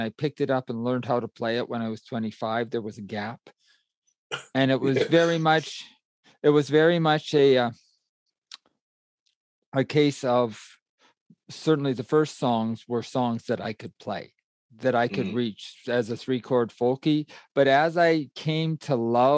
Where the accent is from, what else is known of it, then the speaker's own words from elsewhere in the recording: Alberta, Canada; I grew up in Alberta in the 70s and 80s, Western Canada